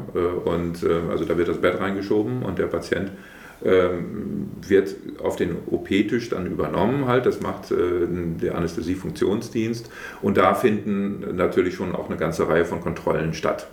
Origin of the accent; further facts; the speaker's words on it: Brake, Lower Saxony, Germany; stamme ich hier aus Prag, ich bin hier geboren, äh, ich wohne auch hier und äh, fühle mich hier insgesamt äh, sehr wohl, also in Prag, in der Wesermarsch